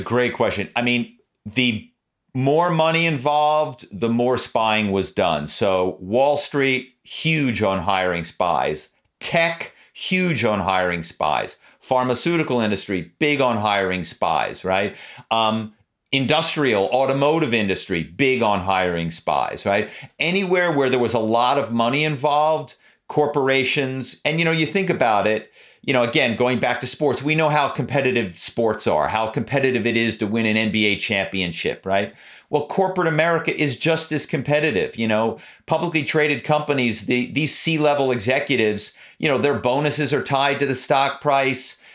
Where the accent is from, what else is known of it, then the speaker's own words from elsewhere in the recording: Philadelphia, Pennsylvania, United States; now in Malibu, United States; my hometown is Philadelphia. Growing up in Philadelphia